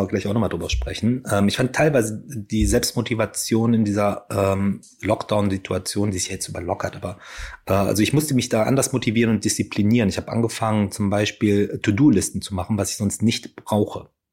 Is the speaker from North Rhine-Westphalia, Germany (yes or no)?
yes; Ruhr area, North Rhine-Westphalia, Germany; ich bin ja auch im Ruhrgebiet groß geworden